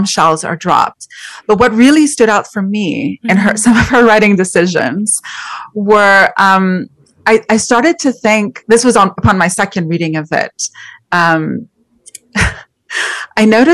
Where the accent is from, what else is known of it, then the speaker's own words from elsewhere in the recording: Montreal, Quebec, Canada; I'm actually Canadian. I'm from Montreal.